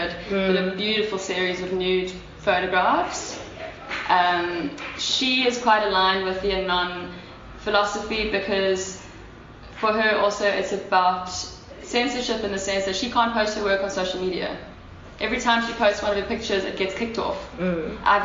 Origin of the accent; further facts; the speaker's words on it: Durban, KwaZulu-Natal, South Africa; I grew up in Durban and I'm like fully aware of that side of the culture